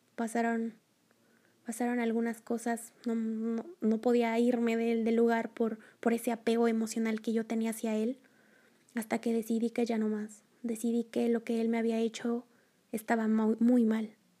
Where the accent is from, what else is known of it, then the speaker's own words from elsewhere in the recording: Mexico; soy de México, tengo 25 años